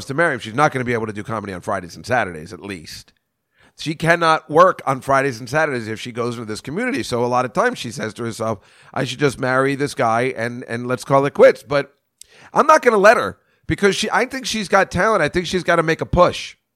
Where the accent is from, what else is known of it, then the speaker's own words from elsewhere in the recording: Edison, New Jersey, United States; I'm from Edison, New Jersey